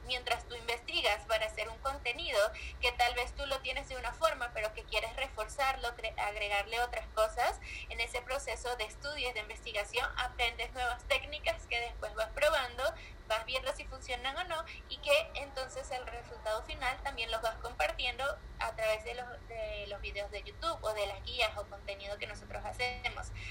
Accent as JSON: {"language": "Spanish", "country": "Venezuela", "also_born_or_lived": "Colombia", "moved": "as an adult", "lives_now": "Mexico", "said": "Yo soy venezolana, vivo desde hace tres años en México"}